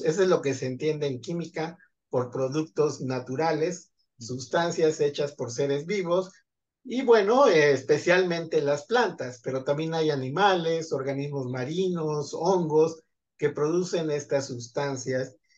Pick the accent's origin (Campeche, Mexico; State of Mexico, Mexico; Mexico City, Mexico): State of Mexico, Mexico; Zumpango; soy originario de Zumpango de la Laguna, Estado de México